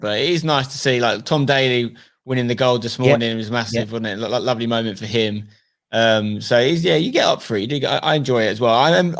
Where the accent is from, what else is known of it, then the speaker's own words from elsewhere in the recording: Brentwood, East of England, United Kingdom; I mean, I'm from Essex, you know, I grew up in Brentwood. My dad's from Grays, very West Ham sort of area.